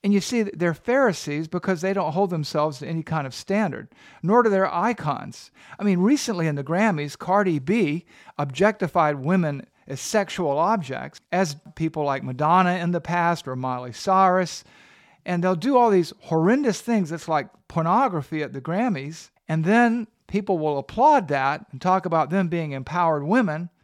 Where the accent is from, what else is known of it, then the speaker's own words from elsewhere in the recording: the South, United States; I'm a Southerner